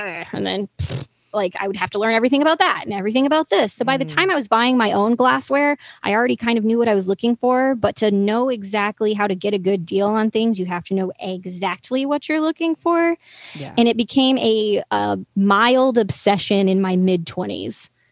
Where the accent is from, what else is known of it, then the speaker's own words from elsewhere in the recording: the South, United States; I'm from the South